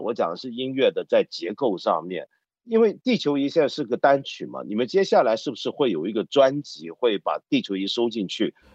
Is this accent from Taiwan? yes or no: no; Hong Kong; 我作为一个香港人